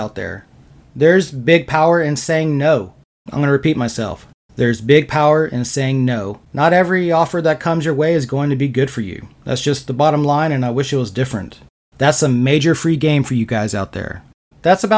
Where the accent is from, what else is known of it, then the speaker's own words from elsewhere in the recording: Austin, Texas, United States; I was born and raised in Austin, Texas, so I grew up surrounded by the most creative people on the planet